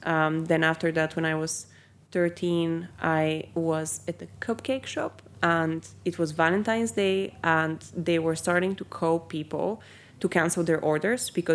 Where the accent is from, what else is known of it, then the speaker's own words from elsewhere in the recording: Bulgaria; now in United Kingdom; I grew up in Bulgaria